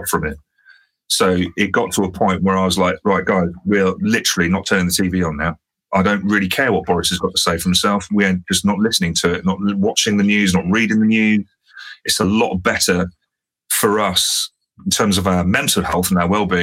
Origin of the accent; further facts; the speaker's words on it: London, United Kingdom; moved away as an adult; now in South Coast, United Kingdom; still as a Londoner, I need to be close enough to be able to just jump in the car and go, bosh, I'm back in on home turf